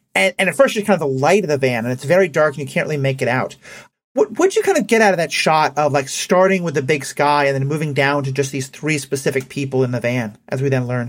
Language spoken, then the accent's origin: English; New York City, New York, United States; And I grew up in New York City